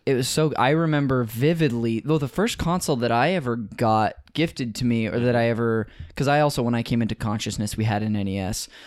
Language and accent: English; Modesto, California, United States; I'm from Northern California.